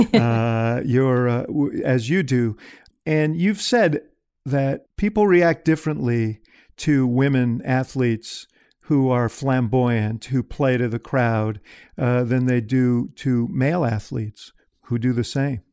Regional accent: Chicago, Illinois, United States; I'm a Chicagoan

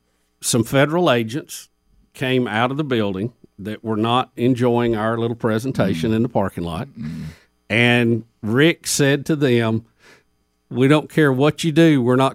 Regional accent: Jacksonville, Alabama, United States; our alma mater, Jacksonville State University, my hometown, Jacksonville.

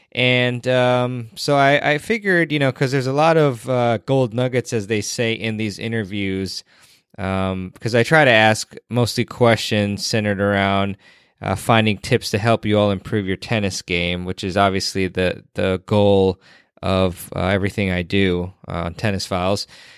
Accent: Washington, District of Columbia, United States; the City Open, which is in my hometown area of Washington, D.C.

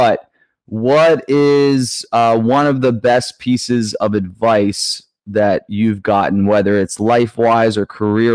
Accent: Ohio, United States; now in New York, United States; I'm from Ohio here in the US

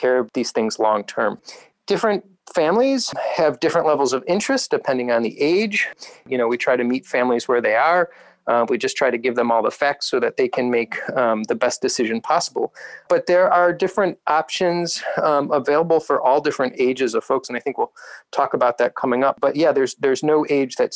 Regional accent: Northeast Ohio, United States; I grew up in Northeast Ohio myself.

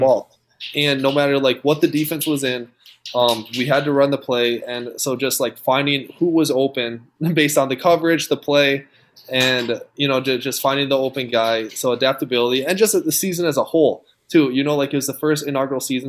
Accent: Rosemount, Minnesota, United States; born and raised in Minnesota, went to Rosemont

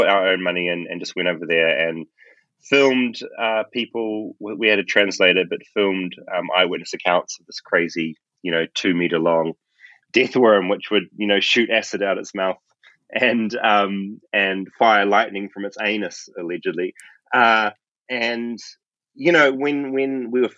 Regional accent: Tauranga, Bay of Plenty, New Zealand; grew up in Bethlehem

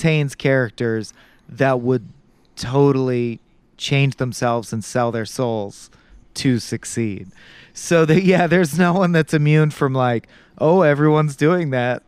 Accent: United States; as an American viewer

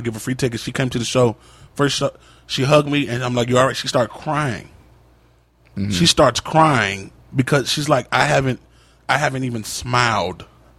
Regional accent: Virginia, United States; Keep in mind, I'm not from New York. I'm from Virginia, so I don't know the names of the streets.

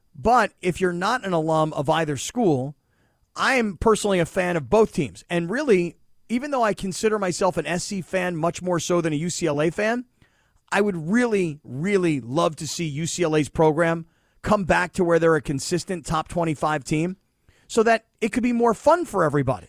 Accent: Florida, United States; moved away as an adult; also born or lived in Pittsburgh, Pennsylvania; I was a kid from Florida.

